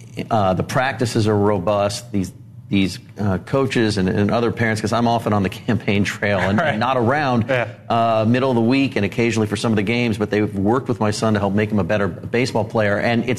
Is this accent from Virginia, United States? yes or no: no; Los Angeles, California, United States; now in Washington, D.C., United States; I'm I'm from Los Angeles, but I haven't lived there in a long time.